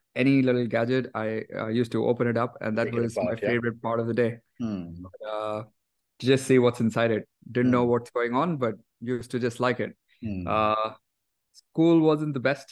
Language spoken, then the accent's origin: English; Delhi, India; growing up, I grew up in Delhi, and I went to a regular school